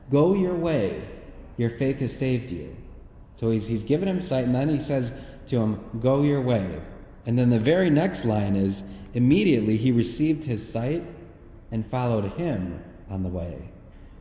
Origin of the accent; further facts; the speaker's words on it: Parma, Ohio, United States; We were raised in Parma, so there are six of us kids